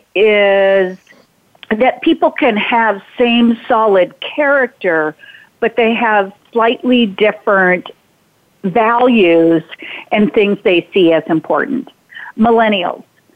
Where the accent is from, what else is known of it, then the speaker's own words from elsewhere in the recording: North Dakota, United States; growing up on the Triple T Ranch in North Dakota